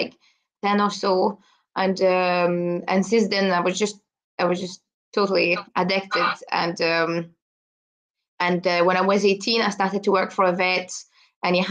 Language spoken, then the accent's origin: English; Brussels, Brussels-Capital Region, Belgium; English is a second language; moved away as an adult; now in Scotland, United Kingdom; I'm originally from Belgium, so I was born in the middle of Brussels in the city.